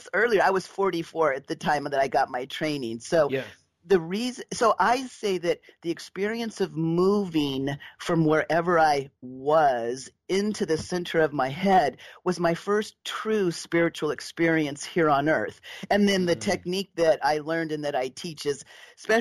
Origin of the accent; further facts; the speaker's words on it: Southern California, United States; I was raised in Southern California